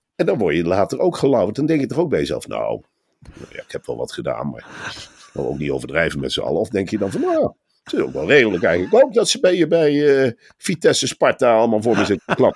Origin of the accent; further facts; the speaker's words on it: Arnhem, Gelderland, Netherlands; ik kom natuurlijk uit Arnhem.